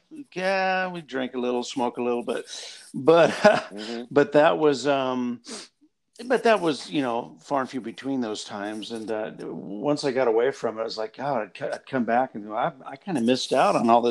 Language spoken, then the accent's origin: English; Oregon, United States; also born or lived in Coos Bay, Oregon; I had never been to Coos Bay growing up in Oregon.